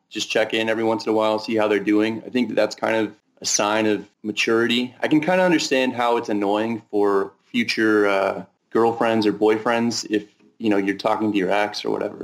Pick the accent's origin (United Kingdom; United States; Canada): United States; Northern California; now in Las Vegas, United States; I'm from Northern California and kind of like give off a Northern California vibe